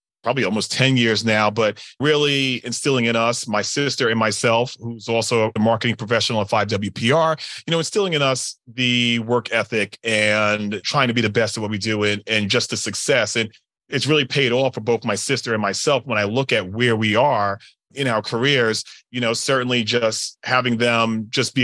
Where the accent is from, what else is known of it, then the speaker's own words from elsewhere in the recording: Long Island, New York, United States; also born or lived in Brooklyn, New York; born in Brooklyn, raised my formative years on Long Island. So that's this accent you'll hear throughout the podcast